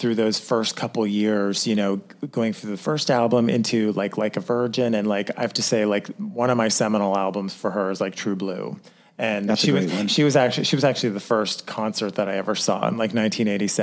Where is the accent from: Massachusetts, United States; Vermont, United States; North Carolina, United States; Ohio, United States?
Ohio, United States; I grew up in the Midwest of Ohio